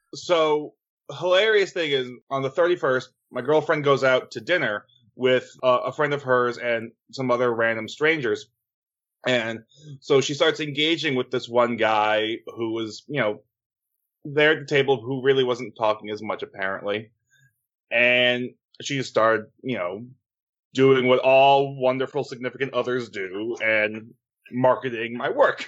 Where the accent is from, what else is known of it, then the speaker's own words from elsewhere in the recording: New Jersey, United States; I grew up in Jersey, so there's far better pizza around me than Domino's